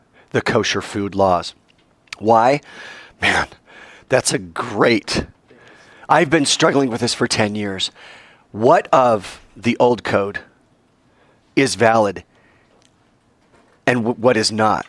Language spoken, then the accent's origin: English; United States; I'm still an American.